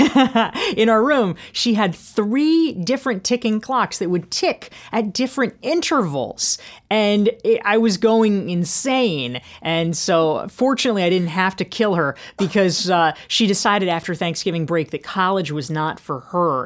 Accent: Pinehurst, North Carolina, United States; I grew up in Pinehurst, North Carolina, which is the golf capital of the world

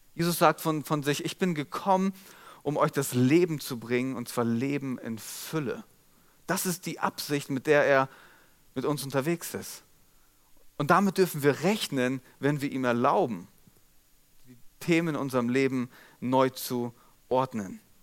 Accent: Molbergen, Lower Saxony, Germany; accent: Platt; dem Ort, wo ich aufgewachsen bin. Mollbergen

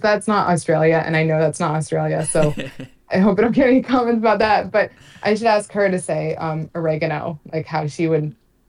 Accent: New Jersey, United States; I'm from New Jersey

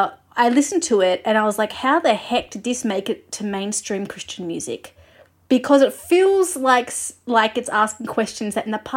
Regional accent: Australia; I'm an Australian music journalist.

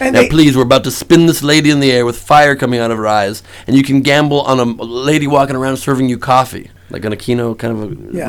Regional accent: Los Angeles, California, United States; also born or lived in West Side, Los Angeles / San Diego; I'm originally from the valley. I was born in the valley.

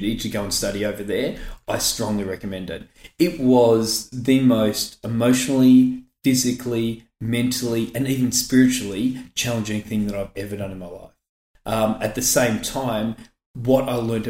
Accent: Brighton, Victoria, Australia; I grew up in Brighton, went to Brighton Grammar, very much that South Road, North Road, Nepean Highway border.

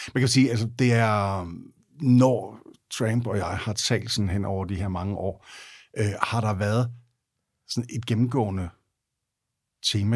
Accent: Denmark; jeg er vokset op i Jylland

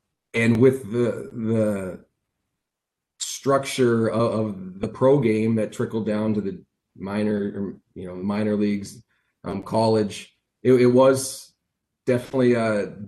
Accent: Seattle area, Washington, United States; moved away; also born or lived in North Dakota; growing up being an American in that area

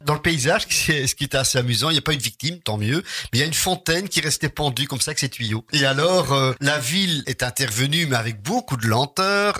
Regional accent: Charleroi, Wallonia, Belgium; chez nous, à Charleroi

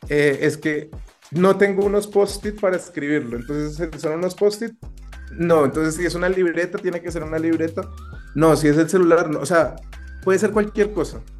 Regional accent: Colombia; no solo somos, no solo somos los colombianos

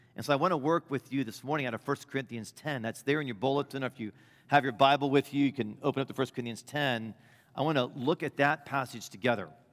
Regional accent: Midwest, United States; I'm a Midwesterner

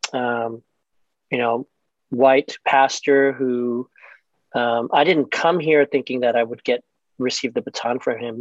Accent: Maryland, United States; moved away as an adult; also born or lived in Chicago; I was born and raised in Maryland

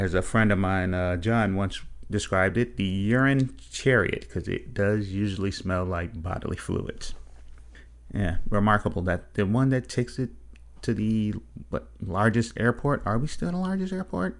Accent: Chicago, Illinois, United States; I grew up on Cedric Street in Chicago

